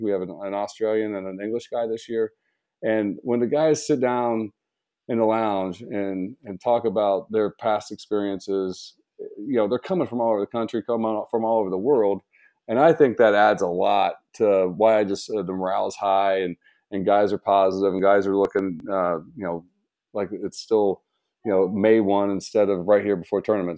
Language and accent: English; about an hour south of Columbus, Ohio, United States; also born or lived in Toledo area, Ohio; I grew up about an hour south of Columbus, so I, I grew up in a small farming town